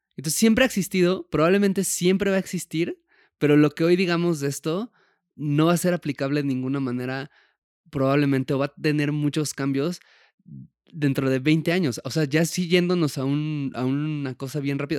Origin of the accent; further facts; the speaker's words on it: Puebla, Mexico; moved away; cuando yo me fui de Puebla, que es de donde crecí